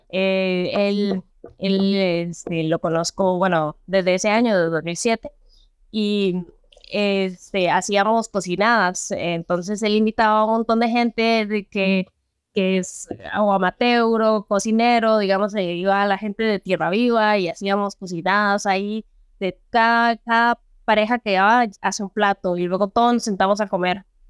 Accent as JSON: {"language": "Spanish", "country": "Peru", "tie": "born or raised there", "moved": "yes", "lives_now": "Costa Rica", "said": "yo soy peruana, nací en Perú"}